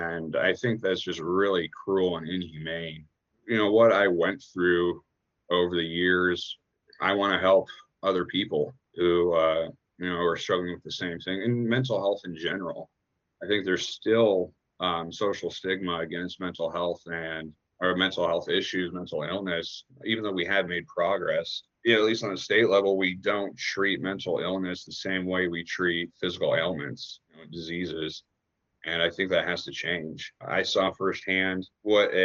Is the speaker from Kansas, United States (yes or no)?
yes; Lawrence, Kansas, United States; also born or lived in Minneapolis, Minnesota; growing up in Lawrence and going to a new school